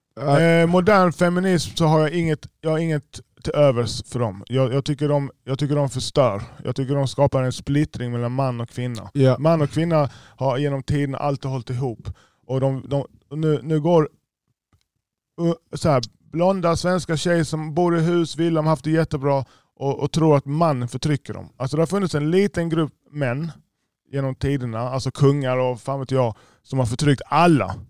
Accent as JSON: {"language": "Swedish", "town": "Malmö", "region": "Skåne", "country": "Sweden", "also_born_or_lived": "Stockholm", "moved": "yes", "said": "vi är från Malmö"}